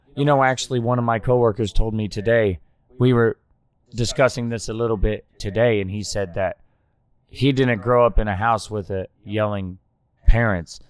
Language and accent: English; Oklahoma, United States; I grew up in Oklahoma